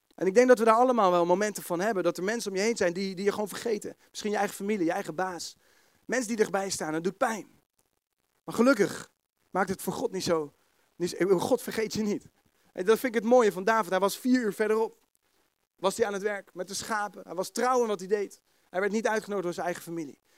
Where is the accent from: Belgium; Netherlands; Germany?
Netherlands; The Hague, South Holland; accent: Haags; Kun je me verstaan met mijn Haagse accent